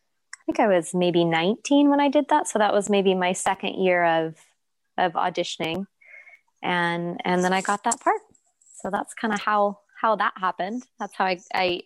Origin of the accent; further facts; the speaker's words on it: San Jose, California, United States; also born or lived in Pasadena, California; I grew up in San Jose, California, until I was about 15, and then we moved to Los Angeles, to Pasadena